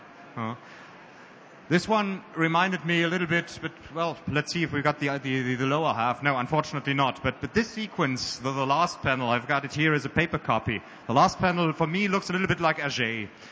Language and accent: English; Germany; we as Germans